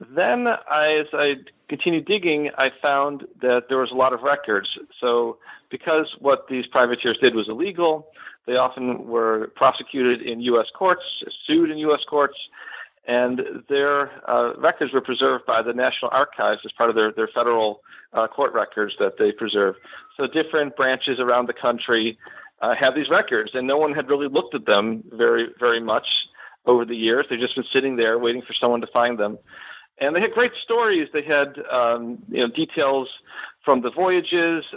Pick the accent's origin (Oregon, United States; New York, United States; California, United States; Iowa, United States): New York, United States; Buffalo; moved away as an adult; now in Florida, United States; I am originally from Western New York. I grew up in the Buffalo area